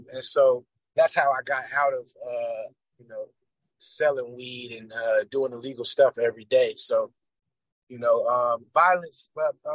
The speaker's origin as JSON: {"language": "English", "town": "Atlanta", "region": "Georgia", "country": "United States", "tie": "born or raised there", "said": "As I grew up in Atlanta"}